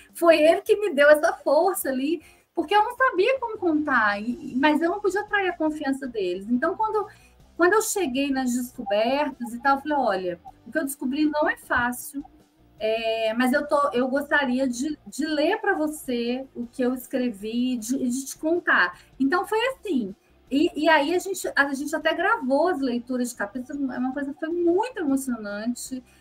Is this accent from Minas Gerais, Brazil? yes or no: yes; Minas Gerais, Brazil; eu sou mineira